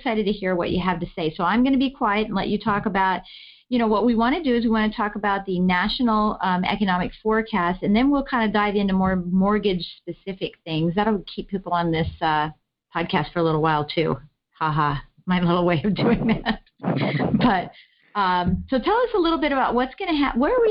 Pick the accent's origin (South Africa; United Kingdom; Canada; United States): United States; Washington, District of Columbia; here in my hometown of Washington, D.C.